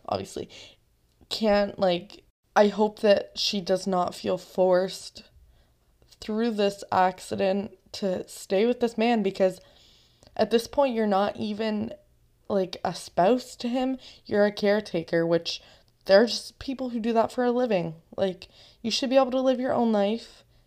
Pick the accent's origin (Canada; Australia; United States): Canada; I'm also Canadian